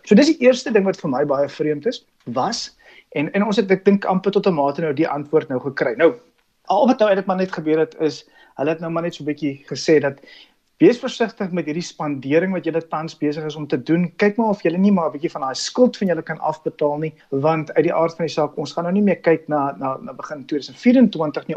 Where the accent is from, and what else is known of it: South Africa